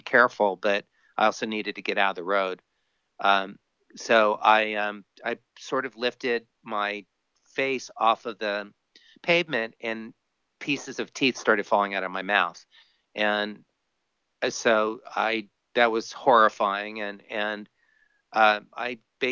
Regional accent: Miami, Florida, United States; now in California, United States; I grew up on a bicycle, growing up in Miami

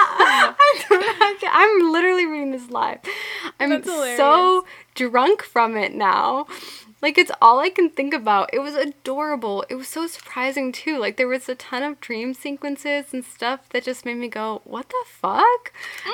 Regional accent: Boston, Massachusetts, United States; we're from Boston

